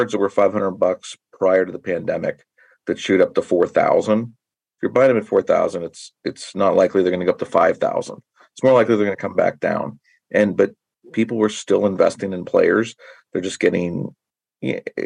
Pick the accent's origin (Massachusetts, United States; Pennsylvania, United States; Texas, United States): Pennsylvania, United States; Pittsburgh; I grew up in the Pittsburgh area, so I'm a Pirate fan